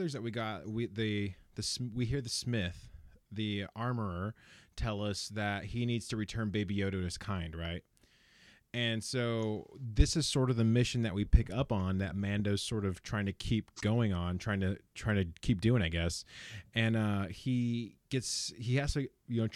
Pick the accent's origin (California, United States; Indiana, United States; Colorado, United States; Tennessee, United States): California, United States; Central Valley; We are from the Central Valley